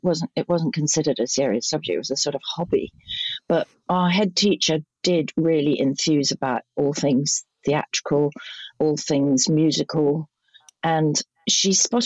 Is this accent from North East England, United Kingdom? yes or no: no; London, United Kingdom; also born or lived in St John's Wood, London / Salisbury, Wiltshire; we lived in Kensington all my life until I was about 20